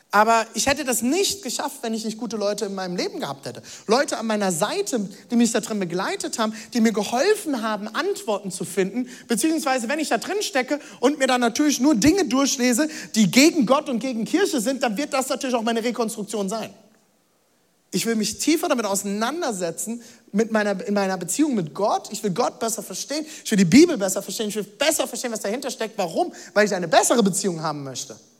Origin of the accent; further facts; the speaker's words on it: Germany; ich bin Deutscher